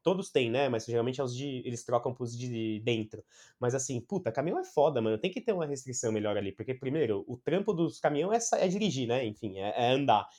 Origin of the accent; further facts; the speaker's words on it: Brazil; quando eu era moleque, aqui no Brasil